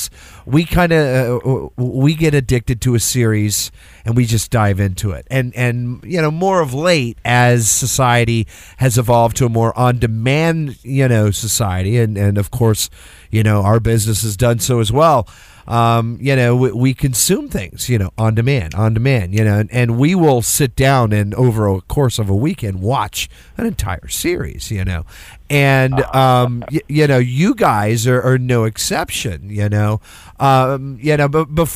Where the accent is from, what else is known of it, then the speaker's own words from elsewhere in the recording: Houston, Texas, United States; I was born and raised in Houston